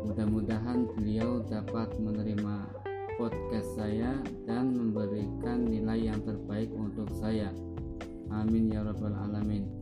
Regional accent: Brebes, Central Java, Indonesia; born there; now in Tegal, Indonesia; lahir di Brebes tanggal 7 Desember 1999 atau berumur 20 tahun akan tetapi sekarang saya tinggal di Yomani, Kecamatan Lebakyu, Kabupaten Tegal.

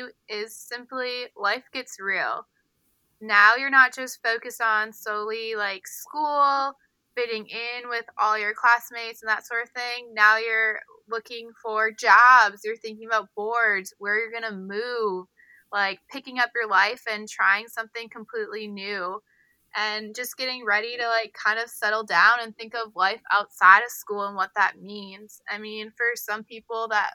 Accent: Wisconsin, United States; moved away; back home in my home state in Wisconsin

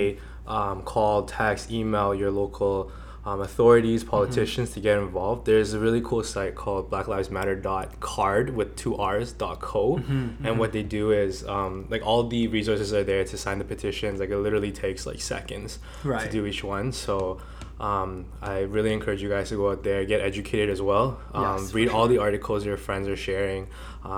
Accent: Toronto, Ontario, Canada; I actually grew up in the North York area, Yonge and Finch. I was born in like North York General Hospital

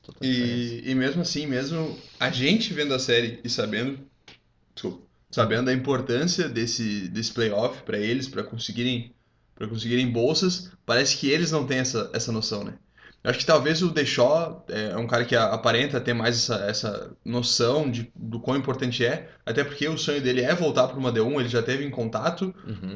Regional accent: Rio Grande do Sul, Brazil; moved away; eu fui ter é. contato com isso quando eu saí do Rio Grande do Sul, porque, mano, pra gente no Rio Grande do Sul isso não é comum

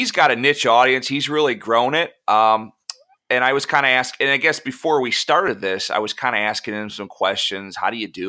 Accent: Oxford, Michigan, United States; growing up in Oxford

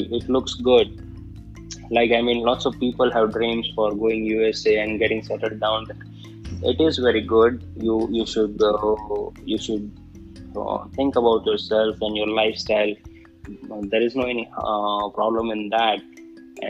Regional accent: India; as an Indian, I always say I'm a proud Indian

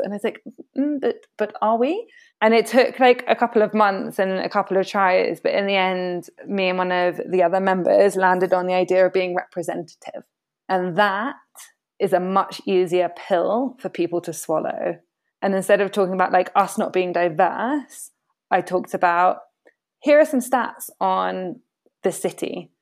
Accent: United Kingdom; now in Latin America; myself being British, a woman of color, but a British passport holder, British educated

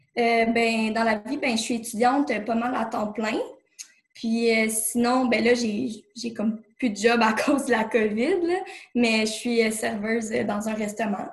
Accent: Laval, Quebec, Canada; moved away as an adult; now in Saint-Jérôme, Canada; je suis née à Laval. Euh, j'ai toujours euh, habité là avec mes parents. tout récemment, j'ai déménagé à Saint-Jérôme, dans les Laurentides.

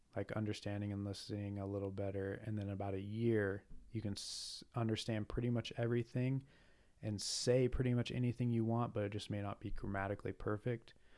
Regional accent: United States; I'm American.

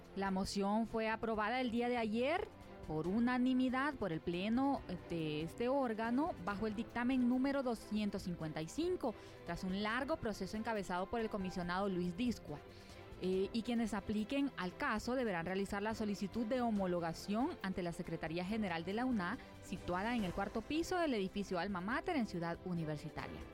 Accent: Honduras; first language Spanish

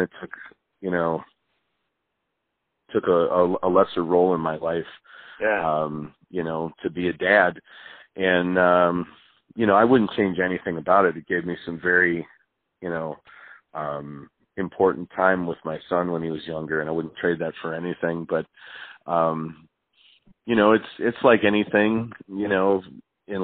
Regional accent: Wisconsin, United States; also born or lived in Milwaukee, Wisconsin; I grew up in Wisconsin.

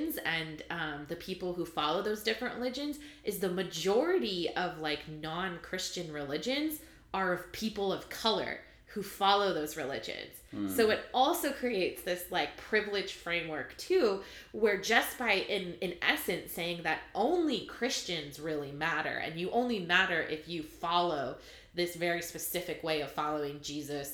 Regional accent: California, United States; I grew up in California

